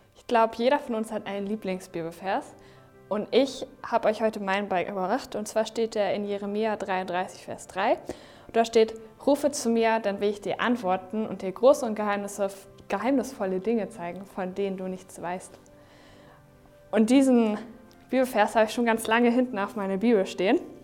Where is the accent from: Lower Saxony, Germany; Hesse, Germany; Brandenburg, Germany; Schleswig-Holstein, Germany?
Schleswig-Holstein, Germany; Neumünster; Heimatstadt ist ja voll langweilig